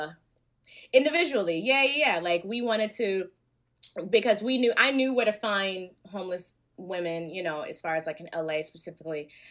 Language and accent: English; Alabama, United States; now in Los Angeles, United States; I'm from Bama